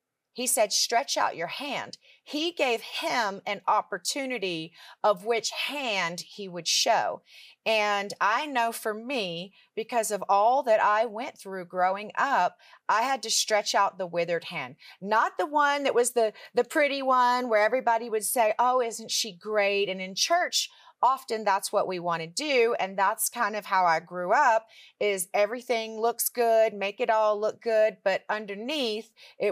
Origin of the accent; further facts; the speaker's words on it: Richmond, Virginia, United States; I grew up in Richmond, Virginia, and I grew up in church